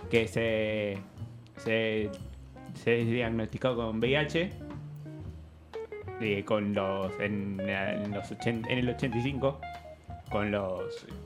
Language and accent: Spanish; Lomas de Zamora, Buenos Aires Province, Argentina; Yo también nací en Lomas.